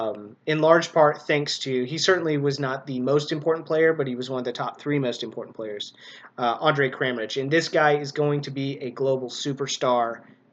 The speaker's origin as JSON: {"language": "English", "country": "United States", "said": "we, you know, as Americans, as English speakers"}